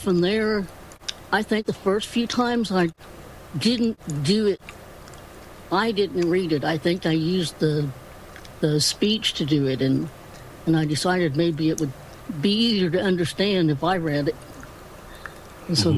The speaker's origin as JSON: {"language": "English", "region": "Indiana", "country": "United States", "tie": "born or raised there", "also_born_or_lived": "Florida", "said": "I am from Indiana. Pretty much around Indianapolis, this pretty much lived in the South Side. And then when I was, five or six, we moved out to the country."}